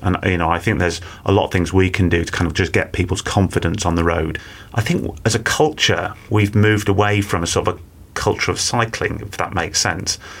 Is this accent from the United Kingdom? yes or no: yes; Manchester, North West England, United Kingdom; I grew up in Manchester, and my parents encouraged me and my two brothers to cycle